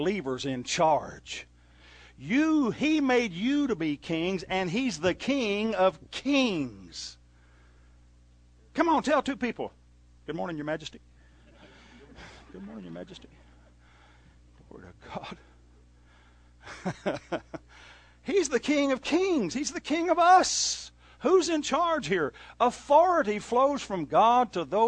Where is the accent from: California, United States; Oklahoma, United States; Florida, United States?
Oklahoma, United States; moved away; I was raised in Redneck, Oklahoma.